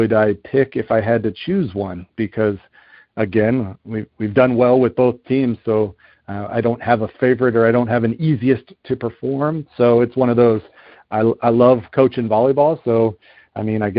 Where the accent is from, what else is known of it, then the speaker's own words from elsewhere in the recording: Southern California, United States; moved away as an adult; also born or lived in Ohio; I grew up out in Southern California